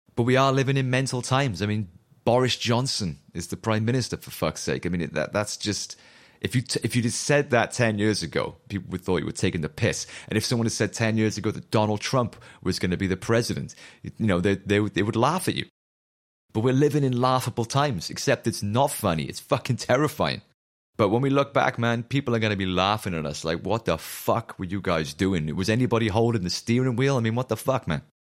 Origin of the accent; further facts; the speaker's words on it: Newport, Wales, United Kingdom; accent: chavvy Newport; my chavvy Newport accent